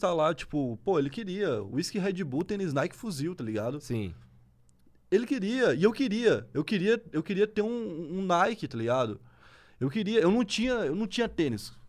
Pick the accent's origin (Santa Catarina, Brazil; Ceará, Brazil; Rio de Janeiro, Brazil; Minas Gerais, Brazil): Santa Catarina, Brazil; eu sou de Santa Catarina